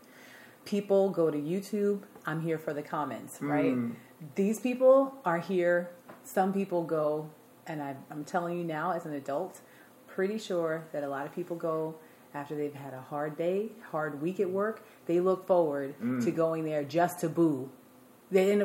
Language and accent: English; Amityville, New York, United States; I am from New York. I grew up in Amityville, New York, which is on Long Island.